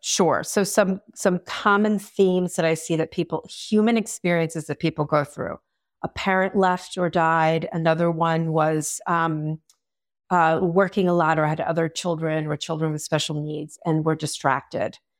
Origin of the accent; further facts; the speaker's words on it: Long Island, New York, United States; I am from Long Island, New York, where therapy is not as common.